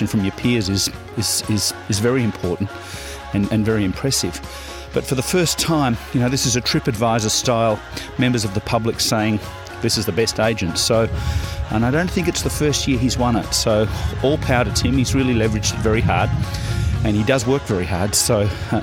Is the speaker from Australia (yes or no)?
yes; Swan Hill, Victoria, Australia; moved away; also born or lived in Melbourne; I'm from Swan Hill